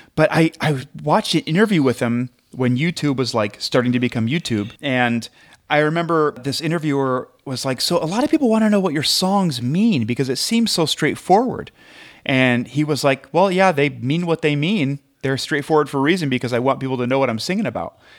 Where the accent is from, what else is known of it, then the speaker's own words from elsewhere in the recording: Midwest, United States; I'm from the Midwest